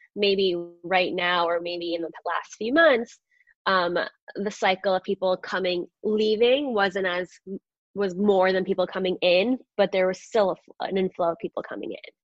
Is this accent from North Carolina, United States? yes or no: no; Long Island, New York, United States; also born or lived in Astoria, Queens, New York; I was born in Astoria, Queens, um, which is like just outside of New York City. And then I moved, my parents, my family moved to Long Island. So I was always a New York girl. Um, definitely grew up on Long Island my, my, entire childhood.